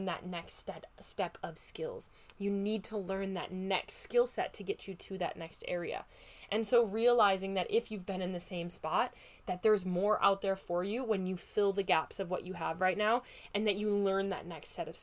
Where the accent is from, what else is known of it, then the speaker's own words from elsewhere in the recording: Midwest, United States; accent: Midwest; my Midwest accent